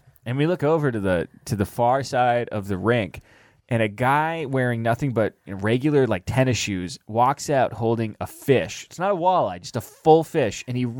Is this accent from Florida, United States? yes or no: no; Seattle, Washington, United States; born or raised there